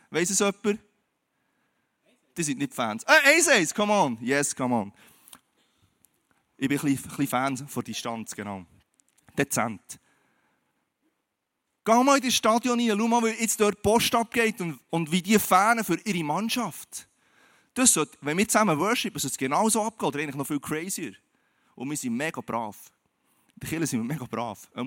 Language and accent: German; Switzerland; Und du und ich, wir leben in der Schweiz, wir sind Schweizer